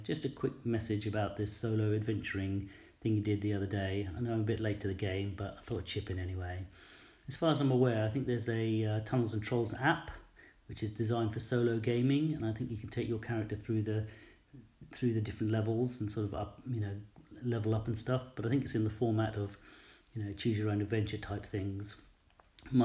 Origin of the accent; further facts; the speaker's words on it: United Kingdom; Being a Brit